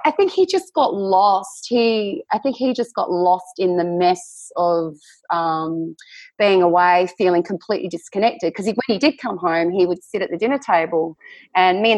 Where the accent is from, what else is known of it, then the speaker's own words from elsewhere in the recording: Tasmania, Australia; also born or lived in North Queensland; now in Western Australia, Australia; I grew up in Tasmania, lived in North Queensland.